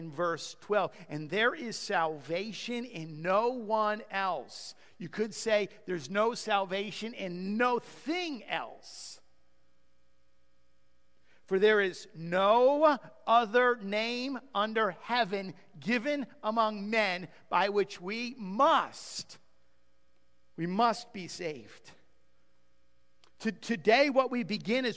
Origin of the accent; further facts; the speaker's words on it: United States; we're American.